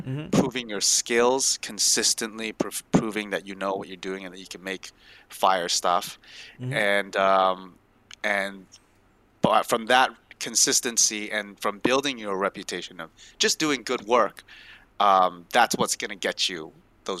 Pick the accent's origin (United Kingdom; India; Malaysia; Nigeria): Malaysia; moved away; I'm from Malaysia too.